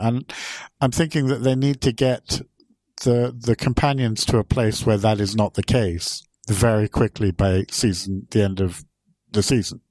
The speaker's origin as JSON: {"language": "English", "region": "England", "country": "United Kingdom", "moved": "yes", "lives_now": "Sweden", "said": "I'm not originally Swedish. I'm actually English"}